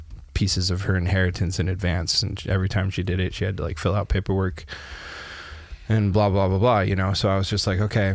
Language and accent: English; Canada; moved away; my hometown in Canada